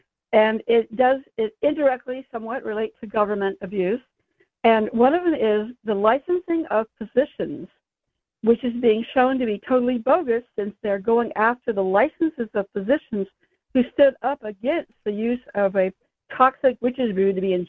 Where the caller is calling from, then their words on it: San Francisco, California, United States; San Francisco.